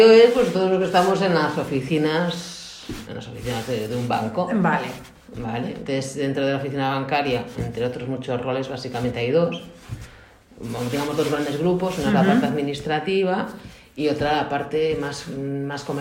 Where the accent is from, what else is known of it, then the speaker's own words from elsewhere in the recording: Vigo, Galicia, Spain; Yo soy de Vigo. Ah, eres de Vigo. Yo soy de Vigo, sí.